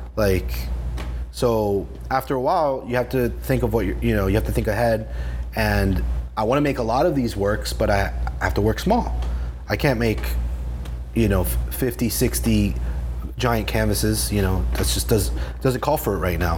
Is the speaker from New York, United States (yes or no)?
no; Miami, Florida, United States; moved away as an adult; also born or lived in New Jersey / Baltimore; when I was seven, we moved back here